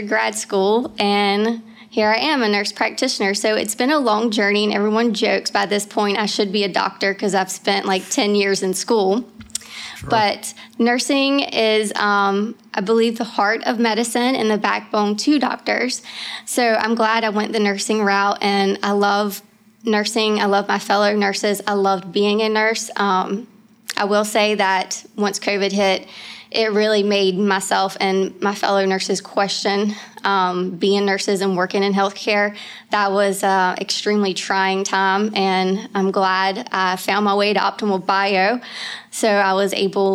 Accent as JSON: {"language": "English", "town": "Knightdale", "region": "North Carolina", "country": "United States", "tie": "born or raised there", "also_born_or_lived": "Wilmington, North Carolina", "said": "I'm actually from Knightdale, North Carolina. It's about 15 minutes east of Raleigh. I've grew up here in North Carolina. I've never left"}